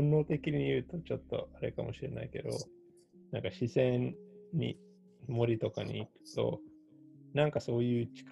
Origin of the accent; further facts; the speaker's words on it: Japan; あの、まあ、一応、あの、国籍は韓国だけど、まあ、日本